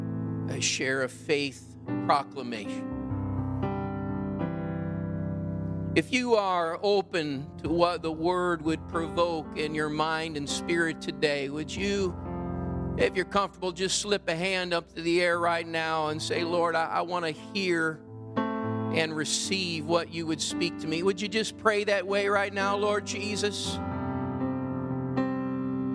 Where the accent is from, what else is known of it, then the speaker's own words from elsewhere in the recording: Midwest, United States; moved away as an adult; also born or lived in Pacific Northwest (near Whidbey Island); I was raised in the Midwest